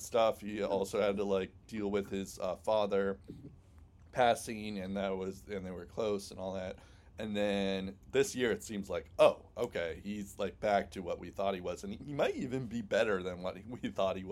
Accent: United States; as an American

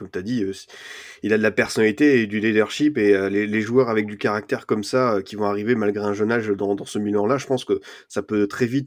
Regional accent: Bordeaux, Nouvelle-Aquitaine, France; et forcément, en tant que Bordelais, j'ai envie de voir un peu ton, point de vue.

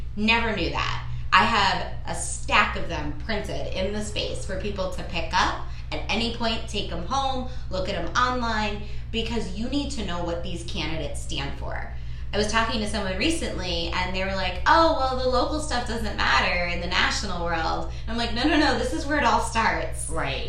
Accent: New York City, New York, United States; moved away; I'm a girl from Brooklyn

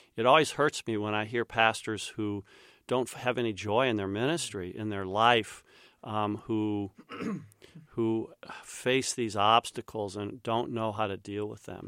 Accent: Winfield, Kansas, United States; moved away; my dad use, uh, used to teach at Saint John's College, which is where I grew up in Winfield, Kansas.

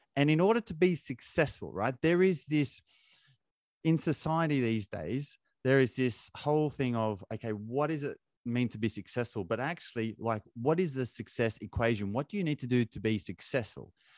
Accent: Australia; moved away as an adult; now in United Kingdom; I'm from Australia

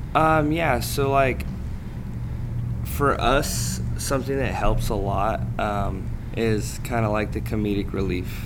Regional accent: California, United States; I'm from California, which is like the CrossFit capital

